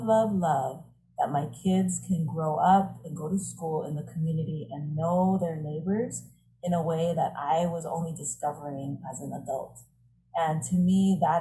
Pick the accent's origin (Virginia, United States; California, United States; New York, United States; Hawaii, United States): Hawaii, United States; Honolulu; I live in the house that I grew up in. So I grew up in Aina Haina